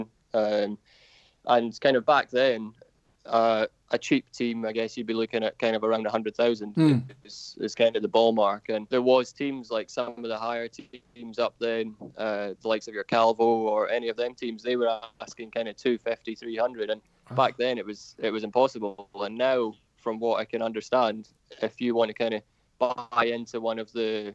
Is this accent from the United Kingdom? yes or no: yes; United Kingdom; obviously being a Brit makes a big difference, because there's not many of us around in the lower classes that Dorn are looking to bring through.